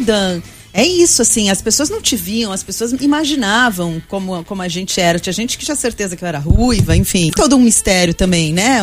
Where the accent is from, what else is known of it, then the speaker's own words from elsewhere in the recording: Brazil; eu sou brasileira